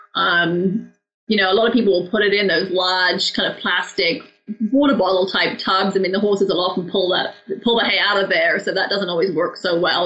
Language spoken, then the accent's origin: English; England, United Kingdom; now in Arizona, United States; I grew up in England